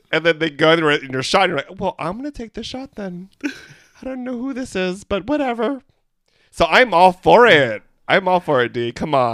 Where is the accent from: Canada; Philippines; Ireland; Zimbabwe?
Philippines; We're three Filipino gay guys